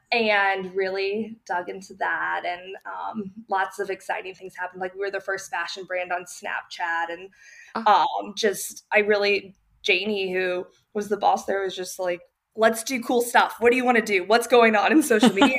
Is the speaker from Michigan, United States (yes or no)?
no; St. Louis, Missouri, United States; moved away as an adult; also born or lived in Dallas, Texas; I grew up in St. Louis